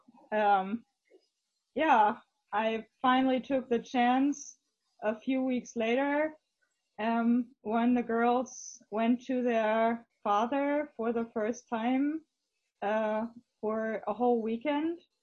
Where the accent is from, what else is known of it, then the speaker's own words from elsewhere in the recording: Hamburg, Germany; English is a second language; we're both from Hamburg, at least from